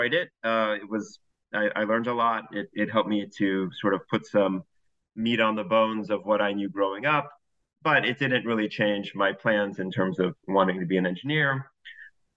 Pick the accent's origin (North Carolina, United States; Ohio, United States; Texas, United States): Texas, United States; also born or lived in Houston / Berkeley, California; I was born in Texas at the end of the 1970s to Egyptian parents who had immigrated a decade or so before. I went to college in Houston at Rice University